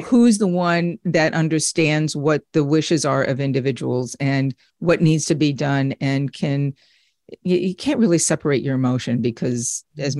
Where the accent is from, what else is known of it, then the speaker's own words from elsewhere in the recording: United States; moved away as an adult; also born or lived in Redding, Connecticut; now in Florida, United States; We're from the New York tri-state area